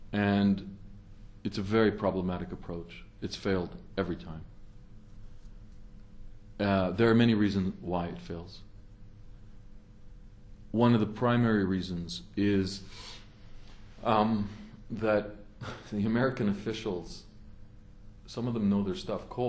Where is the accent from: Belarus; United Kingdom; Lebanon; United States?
Lebanon; moved away; also born or lived in Canada; I'm from the region. I was born there in Lebanon. I'm half Lebanese. And then we immigrated to Canada in 1968